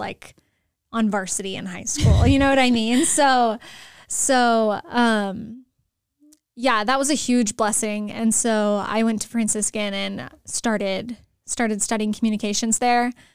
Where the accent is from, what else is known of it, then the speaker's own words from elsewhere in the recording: San Antonio, Texas, United States; moved away as an adult; also born or lived in Steubenville, Ohio; now in Escondido, United States; I'm originally from San Antonio, Texas